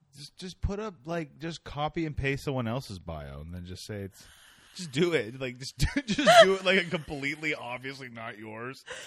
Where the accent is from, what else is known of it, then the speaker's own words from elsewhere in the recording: Canada; I'm Canadian